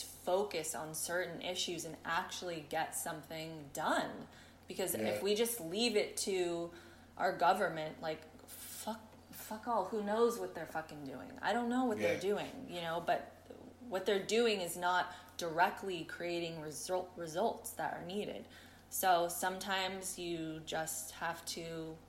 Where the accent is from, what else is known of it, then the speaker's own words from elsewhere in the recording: San Francisco, California, United States; moved away as an adult; also born or lived in Oakland / Berkeley; now in United Kingdom; I grew up in San Francisco and then in Oakland and Berkeley